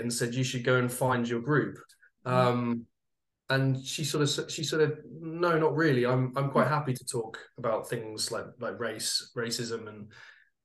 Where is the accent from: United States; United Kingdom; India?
United Kingdom; I'm a Brit, as you can probably tell